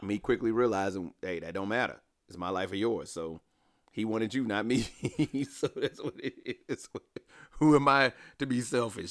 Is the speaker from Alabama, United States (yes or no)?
yes; Alabama, United States; moved away; growing up in Alabama